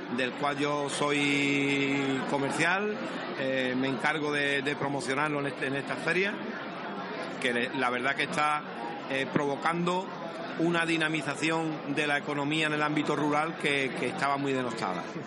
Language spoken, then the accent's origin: Spanish; Medina Sidonia, Andalusia, Spain; mi pueblo, Medina Sidonia, que está en el centro geográfico de la provincia